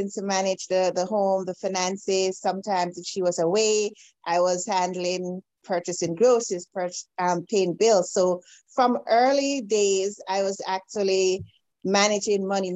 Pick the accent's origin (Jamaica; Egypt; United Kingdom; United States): Jamaica; now in Canada; I am an island girl. So I'm originally from Jamaica. I'm currently in Canada at this time